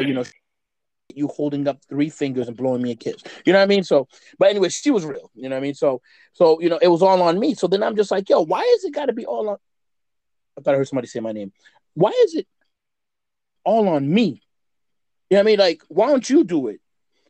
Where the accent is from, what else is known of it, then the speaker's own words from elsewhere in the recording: United States; I'm an American man